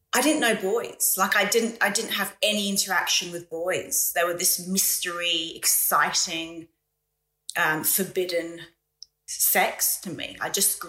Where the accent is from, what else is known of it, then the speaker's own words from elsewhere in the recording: London, United Kingdom; now in Australia; I grew up in Wimbledon, which is a very posh suburb of London